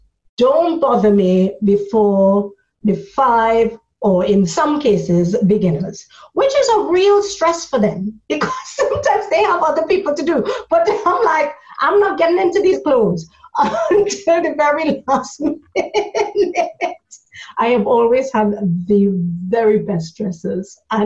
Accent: Trinidad & Tobago; moved away as an adult; now in United Kingdom; I come from Trinidad, and so when I came to this country, I was an adult. It was about 20 years ago, so I was 26

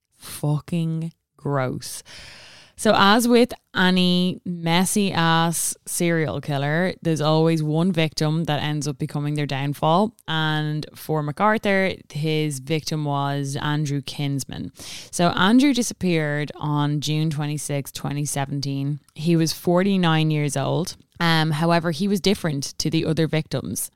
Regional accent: Ireland; we all know in Ireland we celebrate Saint Stephen's Day

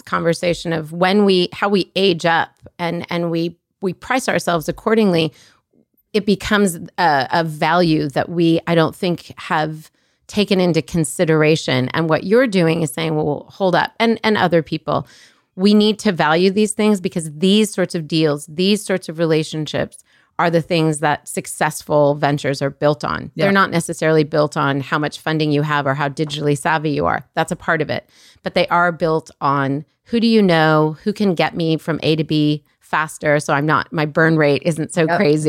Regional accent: Colorado, United States; also born or lived in Egypt; I'm from Colorado too. How have we not made this connection? Colorado, like by way of Egypt, but that's a whole other conversation.

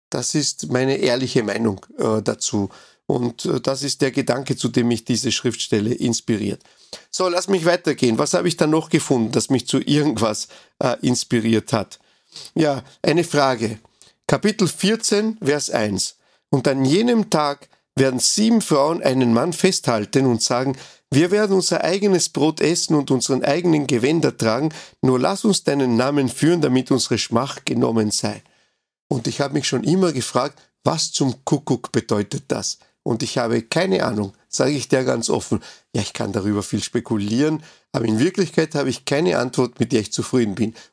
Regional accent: Uruguay; now in Austria; in meinem Heimatland oder in meinem ersten Heimatland Uruguay, da habe ich ja eigentlich nie Steuern gezahlt, ja. Ja, hier in Österreich zahle ich Steuern

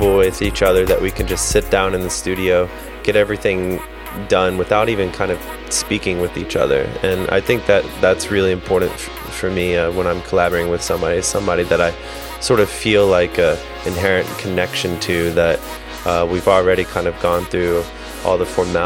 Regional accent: North Carolina, United States; growing up in North Carolina, I didn't really know that many musicians

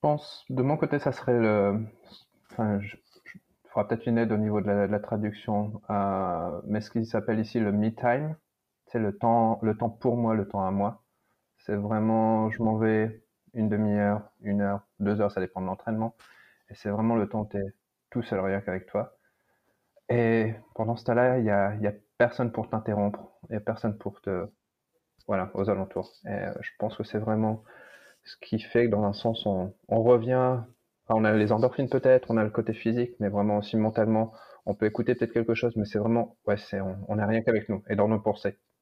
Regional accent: France; moved away as an adult; now in California, United States; dans mon pays natal

